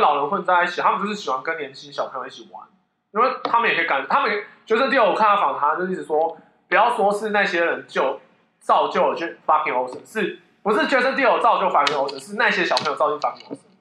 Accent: Taichung, Taiwan; 我是台中的

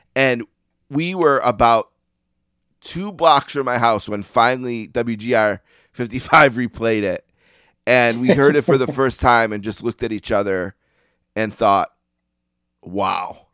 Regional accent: Buffalo, New York, United States; I grew up in Buffalo, New York. I still live here

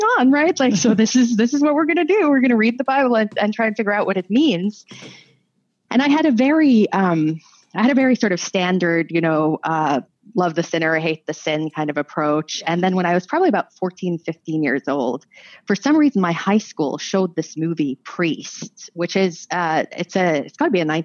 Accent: Norway; also born or lived in United States; I was born when my parents were not full immigrants to the United States, but I grew up in Norway.

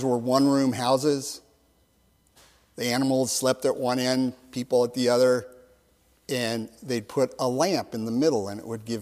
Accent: Los Angeles, California, United States; I grew up in Los Angeles, and I grew up as a Lakers fan.

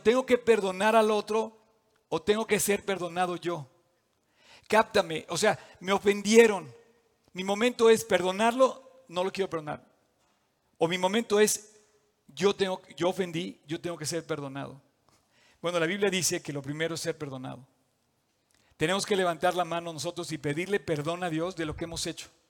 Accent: Mexico

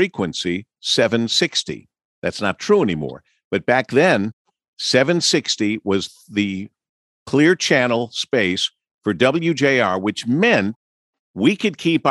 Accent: Monroe, Michigan, United States; I grew up in Monroe, Michigan

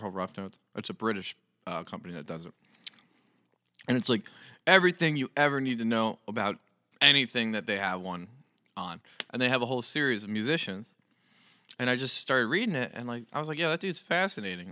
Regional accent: New Jersey, United States; I'm from New Jersey

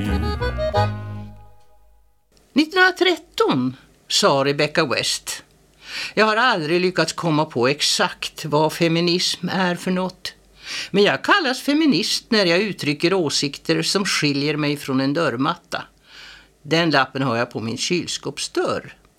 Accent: Åskilje, Västerbotten County, Sweden; Jag kommer från Åskilje, en liten by på norra sidan Juktån, just där den rinner ihop med Umeälven.

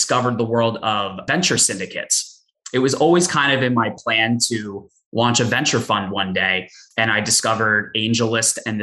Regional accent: Philadelphia, Pennsylvania, United States; moved away; also born or lived in Boston; I grew up in the Philadelphia area, went to school in Boston

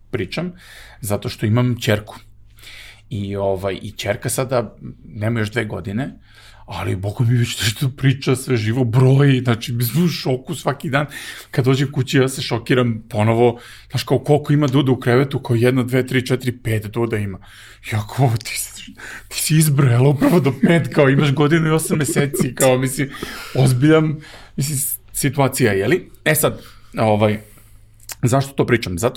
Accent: Serbia; I mi smo ovde imali zaista u Srbiji izuzetno nepre, teške prilike

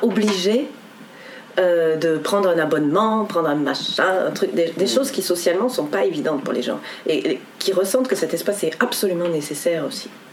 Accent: France; en tant que français

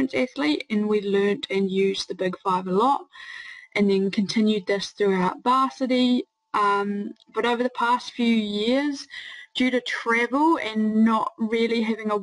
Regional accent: New Zealand; now in Netherlands; I'm from New Zealand but now based in the Netherlands.

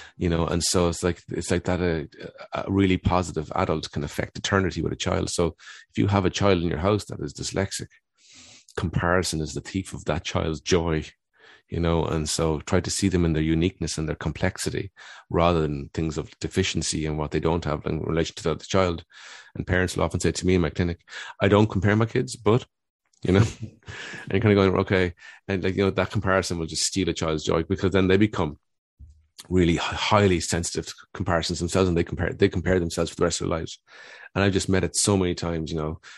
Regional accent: Cork, Munster, Ireland; I grew up in Dun-, Cork in the eighties

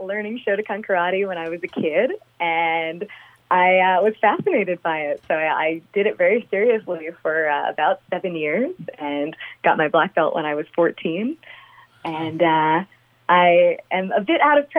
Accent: Long Island, New York, United States; moved away as an adult; now in Las Vegas, United States; I grew up on Long Island

